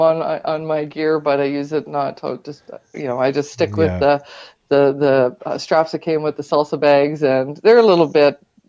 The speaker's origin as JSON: {"language": "English", "town": "Pembroke", "region": "Ontario", "country": "Canada", "tie": "born there", "also_born_or_lived": "Petawawa / New Brunswick / Newfoundland", "said": "Well, I was born in the Pembroke Hospital, but my family lived in Petawawa and New Brunswick and Newfoundland."}